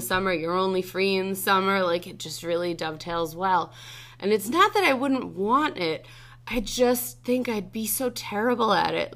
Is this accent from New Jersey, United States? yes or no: yes; Freehold, New Jersey, United States; I grew up in Freehold